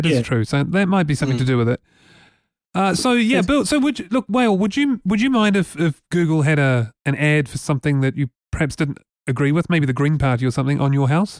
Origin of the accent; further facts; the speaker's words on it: New Zealand; New Zealand. And I don't say that in a nasty way. It's just that, you know, we're a small country. Okay, we're English speaking